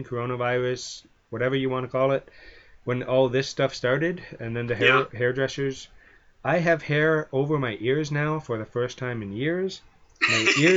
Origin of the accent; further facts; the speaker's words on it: Canada; I'm Canadian